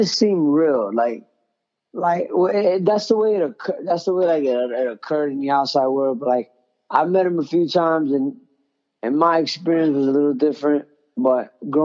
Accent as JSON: {"language": "English", "town": "San Juan", "country": "Puerto Rico", "tie": "born or raised there", "also_born_or_lived": "Florida", "moved": "yes", "said": "I'm from Santurce, right? From Barrio Herrero."}